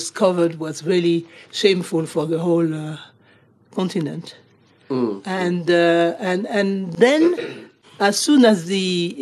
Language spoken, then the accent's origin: English; Côte d’Ivoire; moved away; I'm from Côte d'Ivoire